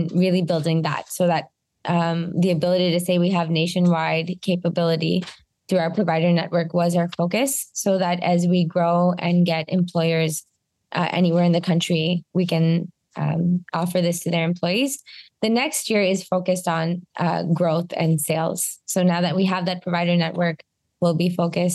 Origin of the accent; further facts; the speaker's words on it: Canada; a Canadian who is the CEO and co-founder of an American health plan company